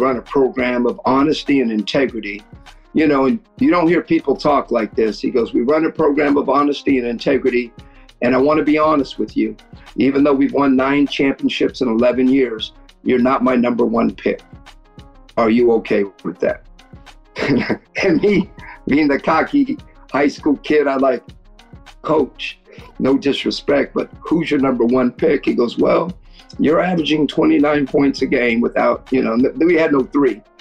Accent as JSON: {"language": "English", "country": "Philippines", "said": "And I could tell you till I'm blue in the face, no, I'm Filipino."}